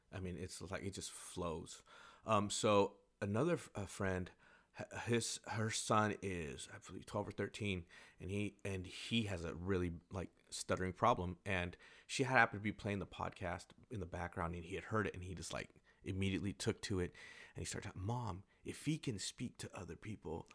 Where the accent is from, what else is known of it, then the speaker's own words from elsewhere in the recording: Carlsbad, California, United States; moved away; I'm from Carlsbad, I I go back there as much as I can. And it it might not be like the greatest, but it, it is home for me.